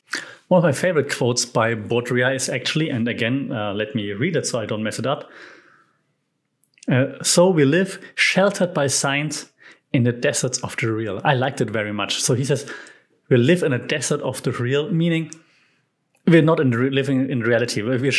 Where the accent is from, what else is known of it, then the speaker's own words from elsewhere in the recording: Germany; English is a second language; Even though I'm from Europe, never been to France, probably because I'm German and, you know, France, Germany.